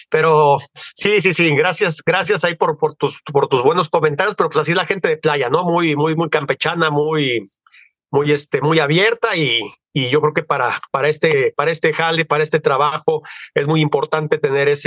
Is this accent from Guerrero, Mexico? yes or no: yes; Acapulco, Guerrero, Mexico; also born or lived in Mexico City / Guadalajara; pero yo soy oriundo de Acapulco, nací en Acapulco ya hace muchísimos años